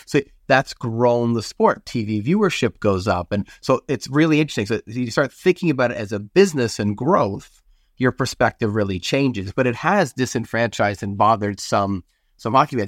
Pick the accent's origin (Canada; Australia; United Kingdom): Canada; moved away as an adult; now in United States; I'm Canadian